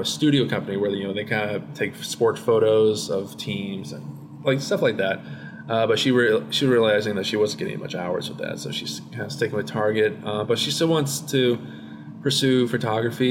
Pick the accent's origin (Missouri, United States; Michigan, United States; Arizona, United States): Missouri, United States; Blue Springs; born or raised there; also born or lived in Shawnee Mission, Kansas; now in Maryland, United States